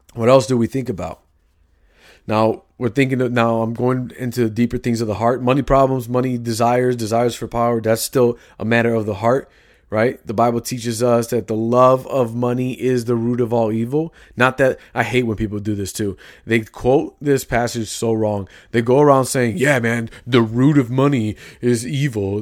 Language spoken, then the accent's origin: English; Chicago, Illinois, United States; I grew up in Chicago. I have lingo.